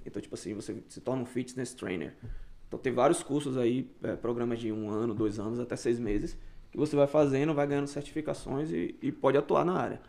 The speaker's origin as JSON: {"language": "Portuguese", "country": "Brazil", "moved": "yes", "lives_now": "Canada"}